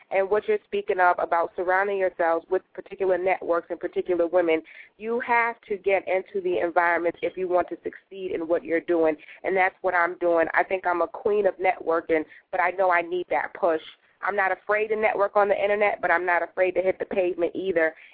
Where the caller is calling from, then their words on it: Connecticut, United States; I'm calling from Connecticut.